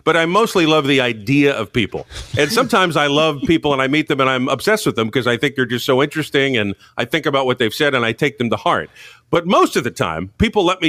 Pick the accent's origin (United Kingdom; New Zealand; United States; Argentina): United States; Providence, Rhode Island; moved away; my hometown Top 40 station, Pro FM, in Providence, Rhode Island